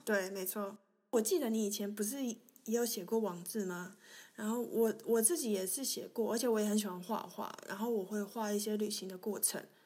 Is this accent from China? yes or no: no; Taiwan; moved away as an adult; now in Germany; 我本身是在台湾出生